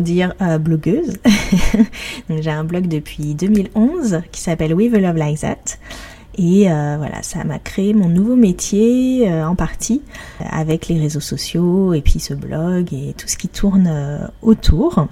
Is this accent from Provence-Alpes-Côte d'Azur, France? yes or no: no; Paris, Île-de-France, France; je suis parisienne